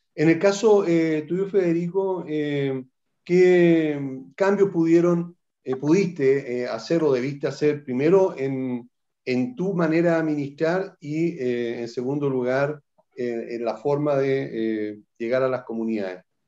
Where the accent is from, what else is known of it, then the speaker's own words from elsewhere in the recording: Chile; aquí en nuestro país